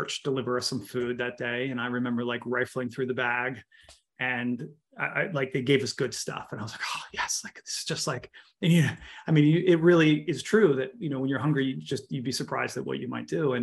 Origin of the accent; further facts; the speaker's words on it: Baltimore, Maryland, United States; I grew up in Baltimore